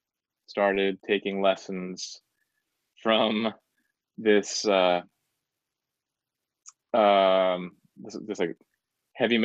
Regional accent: Ottumwa, Iowa, United States; moved away as an adult; now in Chicago, United States; I'm from Iowa originally, a small town in Iowa, in southeast Iowa, called Ottumwa

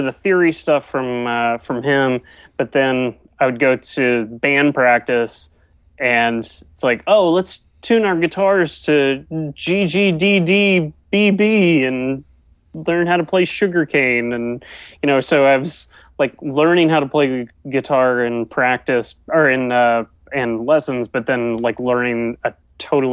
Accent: Greensboro, North Carolina, United States; I grew up mostly in Greensboro, which is about an hour or so away from Chapel Hill

